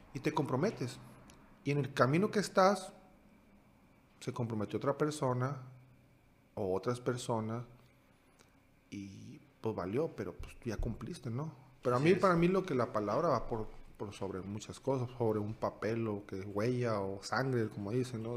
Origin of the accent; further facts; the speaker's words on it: Sonora, Mexico; moved away as an adult; also born or lived in Hungary; del norte del estado de Sonora